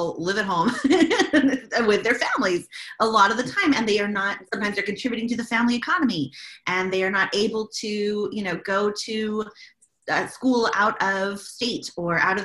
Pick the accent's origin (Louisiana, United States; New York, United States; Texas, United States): Texas, United States; Dallas; now in El Paso, United States; the culture that I grew up with in Dallas